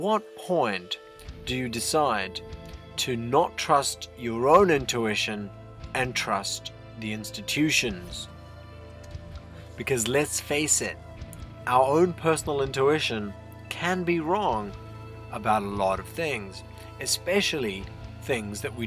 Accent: India; now in New Zealand; Having been born and brought up in India

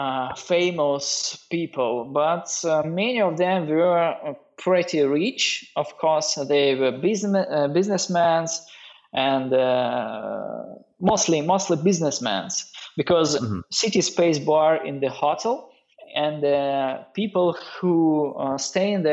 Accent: Norilsk, Krasnoyarsk Krai, Russia; English is a second language; I was born in the Norilsk city. It's, you know, north part of Siberia.

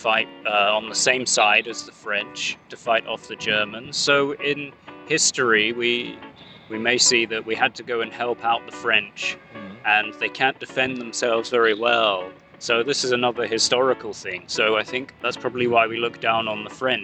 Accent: United Kingdom; as a British person

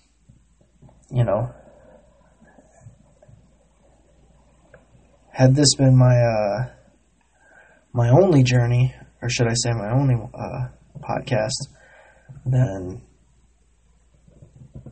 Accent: United States; being an American

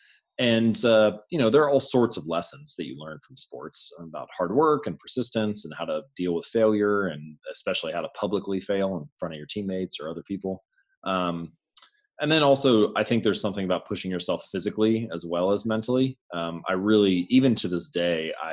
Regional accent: Hamilton, Ohio, United States; I grew up in Hamilton, Ohio, smaller town north of Cincinnati

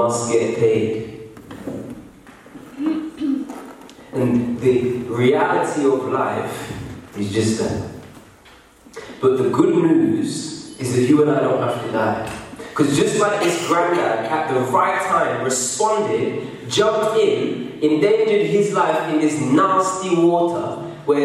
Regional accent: England, United Kingdom

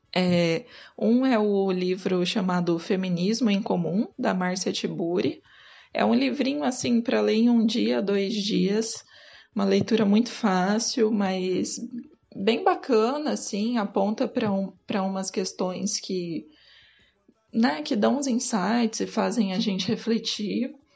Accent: Cuiabá, Mato Grosso, Brazil; como eu sou de Cuiabá

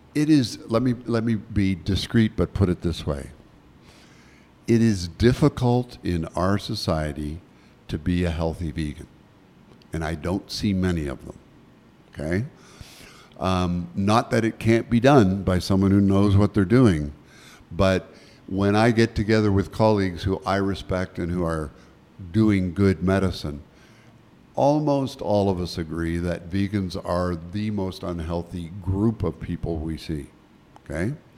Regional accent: Nova Scotia, Canada; moved away; I was born in Nova Scotia

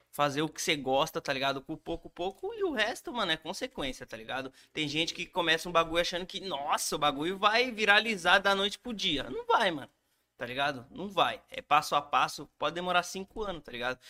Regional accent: Brazil; lá na minha quebrada, lá no Varjão

